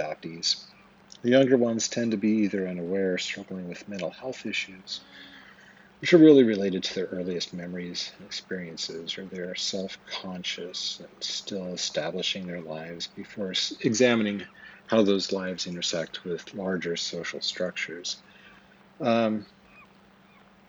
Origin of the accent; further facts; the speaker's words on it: Twin Falls, Idaho, United States; I was born on April 15th, 1974 at the Magic Valley Regional Medical Center in Twin Falls, Idaho